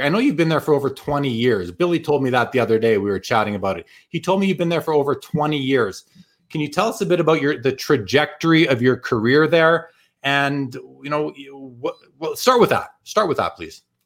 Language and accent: English; Winnipeg, Manitoba, Canada; moved away as an adult; It is my hometown. I lived there for the first 30 years of my life